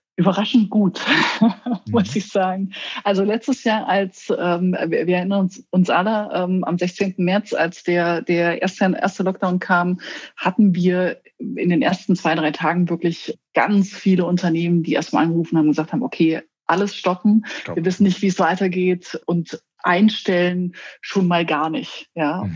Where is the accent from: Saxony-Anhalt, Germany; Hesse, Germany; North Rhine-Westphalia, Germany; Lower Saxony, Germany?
Saxony-Anhalt, Germany; Querfurt; now in Berlin, Germany; in meine Heimatstadt nach Querfurt in Sachsen-Anhalt